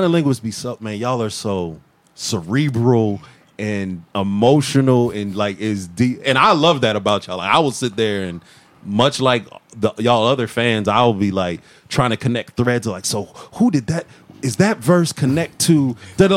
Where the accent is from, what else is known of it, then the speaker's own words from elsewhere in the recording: Massillon, Ohio, United States; now in Atlanta, United States; I'm from a hella small town called like Maslin, right next to Canton